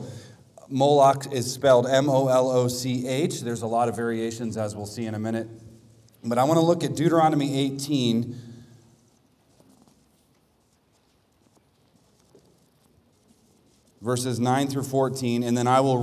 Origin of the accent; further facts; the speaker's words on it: Washington, District of Columbia, United States; I'm from the Washington, D.C. area, and we call that place Babylon